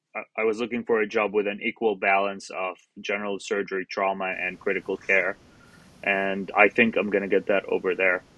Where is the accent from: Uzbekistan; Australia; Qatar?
Qatar; moved away as an adult; also born or lived in Jordan / Florida, United States; now in Charleston, United States; I'm originally from Jordan, uh, and I grew up in Qatar.